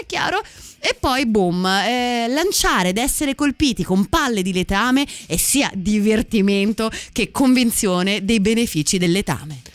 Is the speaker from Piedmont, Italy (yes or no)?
yes; Piedmont, Italy; io da piemontese